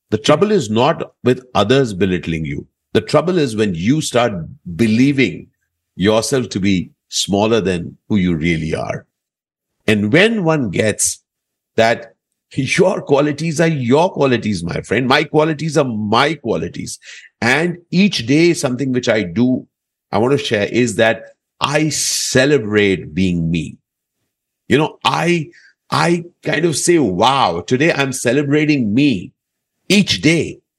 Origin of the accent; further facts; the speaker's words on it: Delhi, India; and I was growing up in Delhi at that point